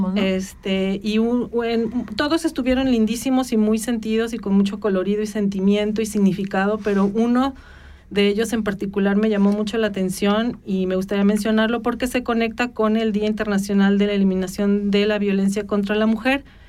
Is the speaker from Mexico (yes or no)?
yes; Mexico; moved away; los que venimos de México y las latitudes latinoamericanas